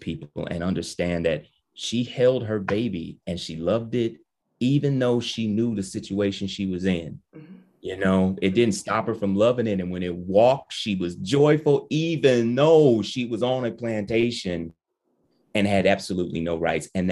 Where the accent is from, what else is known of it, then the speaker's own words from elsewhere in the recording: Ann Arbor, Michigan, United States; I'm from Detroit. Well, I'm from Ann Arbor, Michigan, but outside Detroit